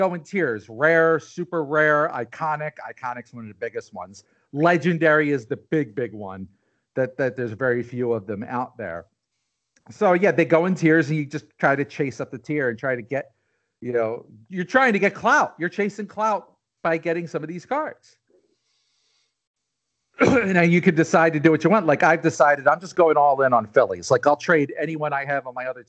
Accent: Delaware County, Pennsylvania, United States; I'm from Delco.

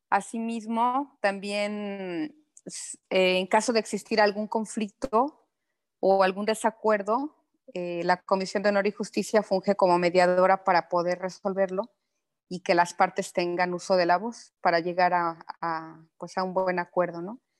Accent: Mexico City, Mexico; now in Quintana Roo, Mexico; De la Ciudad de México. Llegué aquí hace también 25 mm, años más o menos.

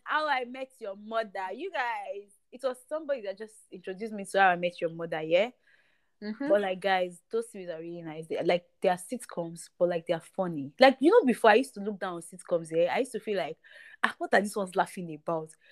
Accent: Ibadan, Oyo, Nigeria; I'm from Ibadan

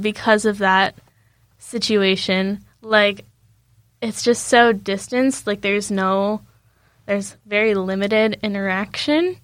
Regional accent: United States; moved away; I was just like from the States

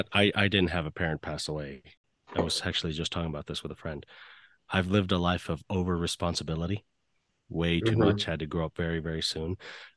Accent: California, United States; I'm California born myself

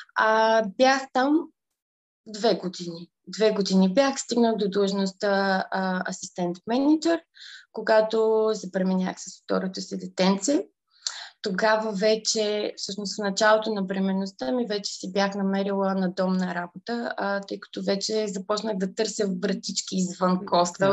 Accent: Aheloy, Burgas Province, Bulgaria; moved away as an adult; now in London, United Kingdom; Израснала съм в, в Ахелой

